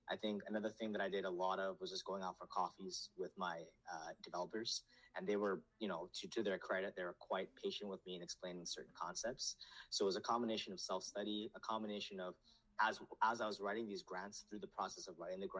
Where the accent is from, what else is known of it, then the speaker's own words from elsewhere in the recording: Nepal; born there; I was born in Nepal, but I was, raised here, so I grew up very comfortable with.